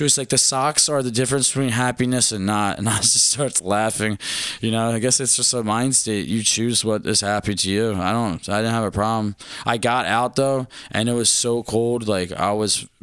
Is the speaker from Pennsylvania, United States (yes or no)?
yes; Philadelphia, Pennsylvania, United States; where are you from? I was like, Philadelphia.